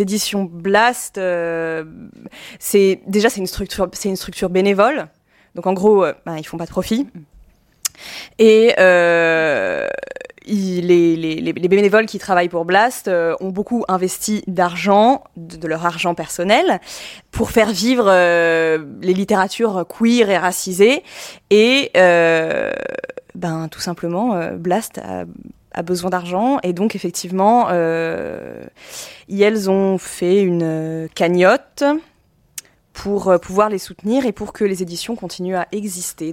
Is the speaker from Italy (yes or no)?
yes; Italy; je suis italienne